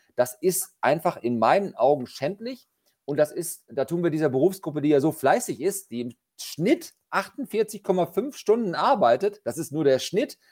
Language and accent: German; Lower Saxony, Germany; bei uns in Niedersachsen